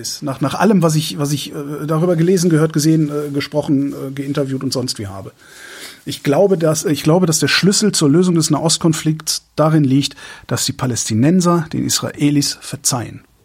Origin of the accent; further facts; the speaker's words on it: Erftstadt, North Rhine-Westphalia, Germany; also born or lived in Tempelhof, Berlin; now in Berlin, Germany; bei uns in Erftstadt, also wo, wo ich wo ich zur Schule gegangen bin